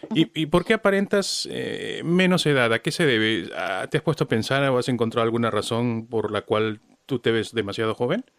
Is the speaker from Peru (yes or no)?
yes; Peru; como peruano